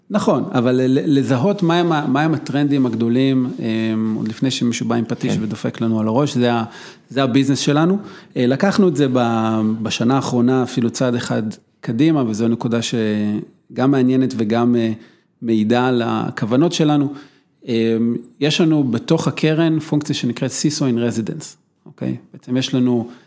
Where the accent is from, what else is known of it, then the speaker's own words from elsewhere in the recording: Israel; שאנחנו ישראלים